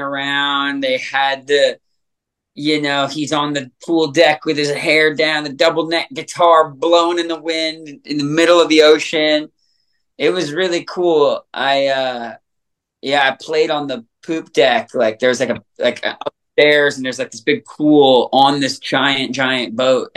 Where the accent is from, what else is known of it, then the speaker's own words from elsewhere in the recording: Canada; Growing up in Canada